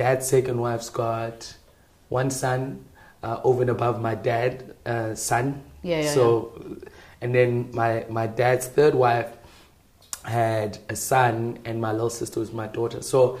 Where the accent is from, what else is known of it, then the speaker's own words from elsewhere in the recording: Gauteng, South Africa; also born or lived in Randfontein / Rustenburg / Mabopane / Pretoria; I grew up in Bloem, Gauteng province, Randfontein specifically, the northwest, Rustenburg, and Mabopane, Pretoria, Tshwane, right?